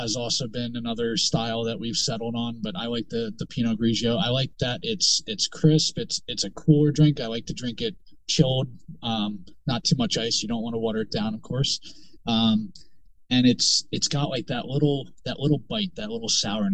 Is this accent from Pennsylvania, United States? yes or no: yes; the Poconos, Pennsylvania, United States; moved away as an adult; also born or lived in Charleston, South Carolina; now in South Carolina, United States; I grew up in Pennsylvania. I grew up in the Poconos, 25 years of my life in the Poconos.